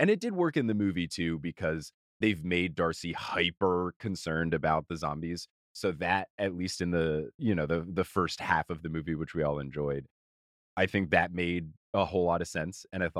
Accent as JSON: {"language": "English", "region": "New Jersey", "country": "United States", "tie": "born or raised there", "said": "I grew up near the Jersey Shore and I would do like beach water sports all the time."}